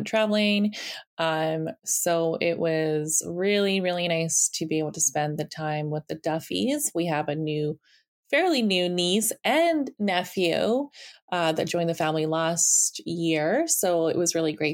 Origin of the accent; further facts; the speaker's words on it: Siberia, Russia; moved away; I was born in Siberia